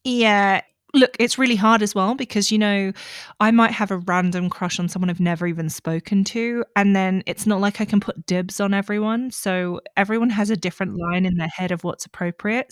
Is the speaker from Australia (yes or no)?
yes; Australia; growing up in Australia